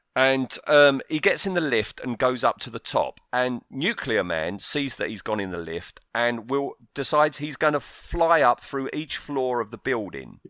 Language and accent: English; United Kingdom; I live in the U K, I have all my life.